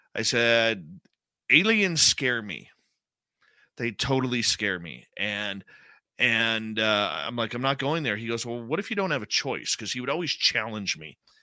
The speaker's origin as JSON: {"language": "English", "town": "Abbotsford", "region": "British Columbia", "country": "Canada", "tie": "born or raised there", "said": "I grew up in Abbotsford, British Columbia"}